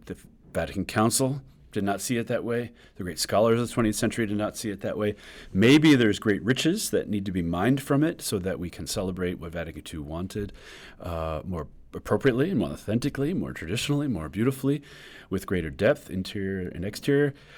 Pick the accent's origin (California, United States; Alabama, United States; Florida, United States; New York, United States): New York, United States; now in Kansas, United States; we New Yorkers